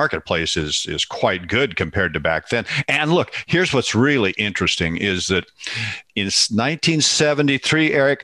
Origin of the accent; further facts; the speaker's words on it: Seattle, Washington, United States; I was raised in Seattle, Washington